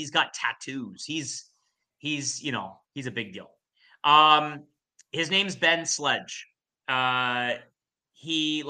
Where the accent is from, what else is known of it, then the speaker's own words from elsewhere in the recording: Canada; Come on. We're Canadian. Let's go.